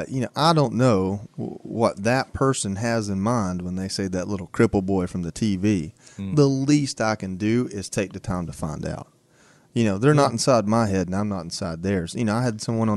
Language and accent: English; Dalton, Georgia, United States; moved away; my hometown. I talk about Dalton, Georgia all the time